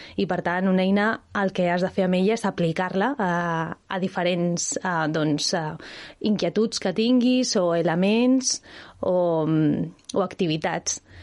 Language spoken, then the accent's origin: Catalan; Barcelona, Catalonia, Spain; jo sóc de Barcelona